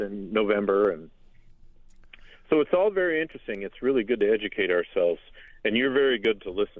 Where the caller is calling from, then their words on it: Bayfield, Wisconsin, United States; I'm actually reporting from Bayfield, Wisconsin.